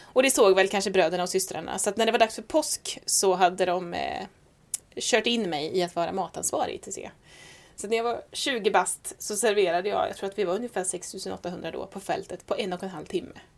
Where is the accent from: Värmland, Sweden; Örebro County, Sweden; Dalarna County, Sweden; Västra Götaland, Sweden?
Värmland, Sweden; Säffle; accent: Värmland dialect; also born or lived in Stockholm; now in Skara, Sweden; Född i Stockholm, uppvuxen värmlänning, bodde tio år i Säffle men är Skara-stiftare till själ och hjärta